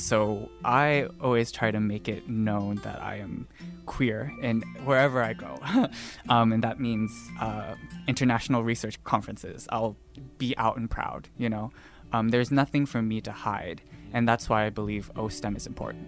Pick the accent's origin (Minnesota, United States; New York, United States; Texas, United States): Texas, United States; Dallas; moved away as an adult; also born or lived in Austin, Texas; now in Taipei, Taiwan; I was born and raised in Dallas, Texas